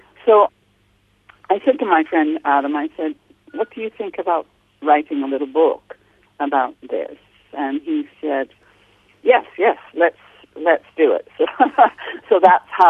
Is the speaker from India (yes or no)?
no; Canada; accent: Canadian; moved away as an adult; now in London, United Kingdom; I'm originally from Canada, hence my accent, although I've lived in the UK all my adult life